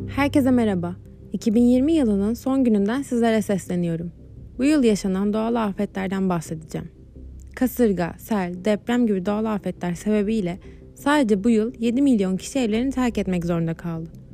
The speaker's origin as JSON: {"language": "Turkish", "region": "İzmir", "country": "Turkey", "said": "Bir İzmirli olarak"}